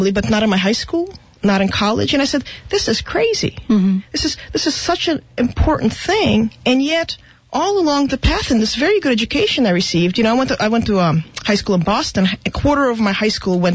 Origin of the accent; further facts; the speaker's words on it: Russia; now in United States; I was born in Russia, so my family, we immigrated from what at the time was Soviet Union